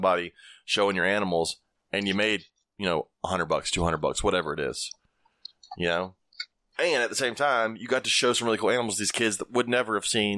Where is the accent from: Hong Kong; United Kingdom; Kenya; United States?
United States; Alabama; moved away; I was originally from Alabama